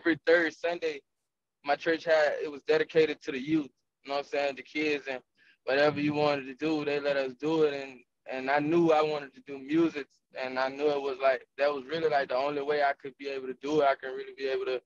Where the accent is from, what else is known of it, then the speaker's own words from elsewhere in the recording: Jacksonville, Florida, United States; moved away; I'm from Jacksonville